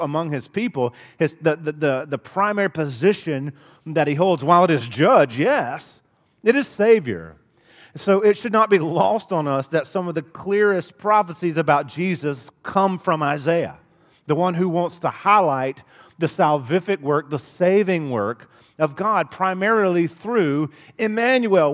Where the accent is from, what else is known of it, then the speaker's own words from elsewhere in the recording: Dothan, Alabama, United States; growing up in Dothan, Alabama